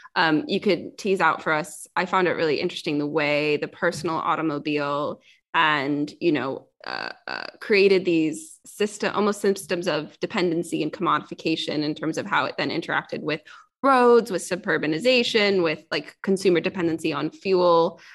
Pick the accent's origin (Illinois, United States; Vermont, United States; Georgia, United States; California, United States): California, United States; Silicon Valley; moved away as an adult; now in United Kingdom; I'm from Silicon Valley